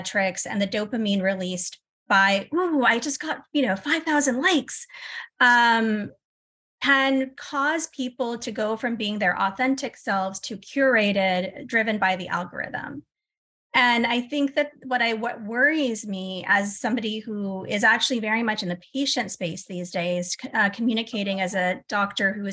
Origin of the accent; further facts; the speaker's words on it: United States; I'm American